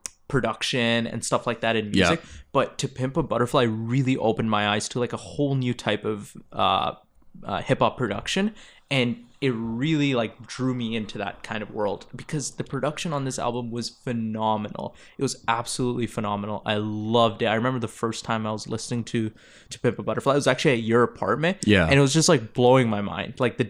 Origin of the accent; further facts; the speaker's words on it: Toronto, Ontario, Canada; Growing up in Toronto. Yeah, I'm sure you saw a lot of Gang Activity. We literally grew up together. We had the same childhood. We went to the same schools.